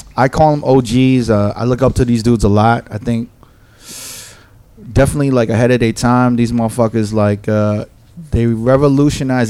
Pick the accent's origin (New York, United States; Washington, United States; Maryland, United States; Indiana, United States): New York, United States; I'm from New York.